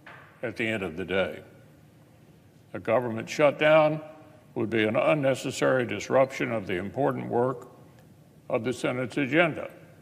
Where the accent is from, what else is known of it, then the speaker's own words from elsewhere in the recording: Kentucky, United States; the nearly 46,000 service members and 22,000 civilian workers in my home state of Kentucky who earn federal government paychecks